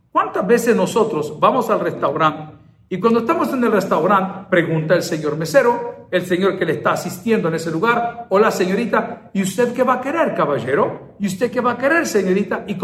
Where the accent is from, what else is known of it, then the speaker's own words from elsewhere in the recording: El Salvador; Así somos los salvadoreños, somos determinados.